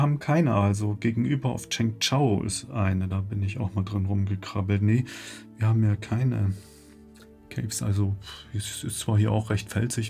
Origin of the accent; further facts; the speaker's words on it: Leipzig, Saxony, Germany; Ich komme ein bisschen weiter her aus Sachsen, äh, Leipzig